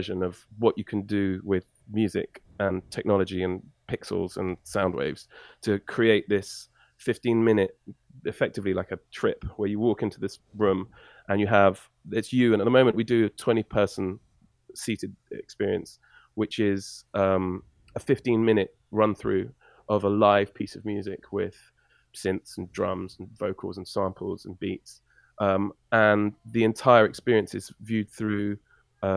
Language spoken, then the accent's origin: English; England, United Kingdom; also born or lived in Canada